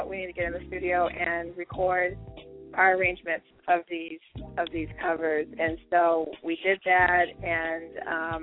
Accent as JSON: {"language": "English", "town": "Denver", "region": "Colorado", "country": "United States", "tie": "born or raised there", "moved": "yes", "lives_now": "Chicago, United States", "said": "I actually live in Chicago, so I was born and I was raised in Denver, but I live in Chicago now"}